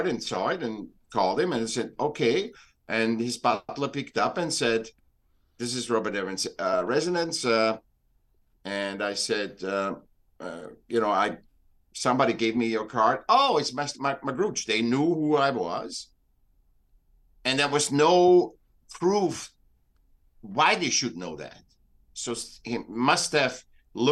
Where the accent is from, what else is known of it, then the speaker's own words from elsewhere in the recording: Vienna, Austria; moved away as an adult; also born or lived in Newport Beach, California; now in United States; I'm from Vienna. I was born in Vienna.